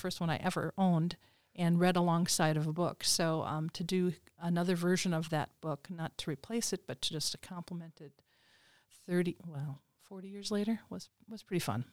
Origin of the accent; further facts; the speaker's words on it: Minnesota, United States; I'm from Minnesota, and my parents live in the Twin Cities